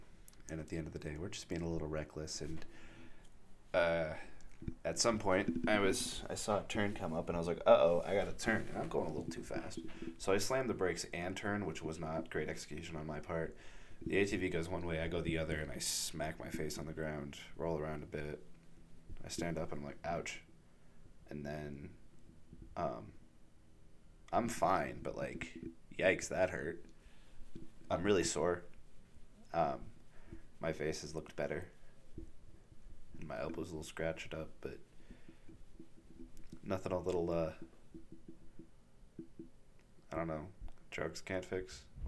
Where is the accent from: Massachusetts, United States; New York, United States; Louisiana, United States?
Massachusetts, United States; Fitchburg; I do have a superiority complex because I'm from Boston.